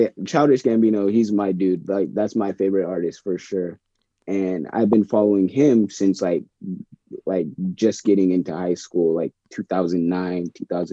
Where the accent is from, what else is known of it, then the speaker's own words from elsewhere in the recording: Bremerton, Washington, United States; now in Seattle, United States; I grew up in Bremerton, in Kitsap County area.